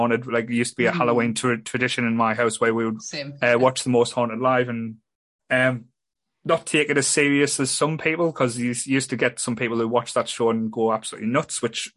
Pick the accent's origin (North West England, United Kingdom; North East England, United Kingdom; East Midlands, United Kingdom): North East England, United Kingdom; Ryhope; I grew up as a kid, I'd say growing up in Raya